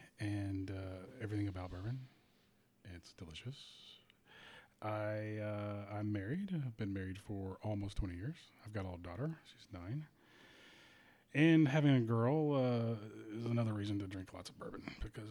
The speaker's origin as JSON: {"language": "English", "region": "Kentucky", "country": "United States", "tie": "born or raised there", "moved": "as an adult", "lives_now": "Nashville, United States"}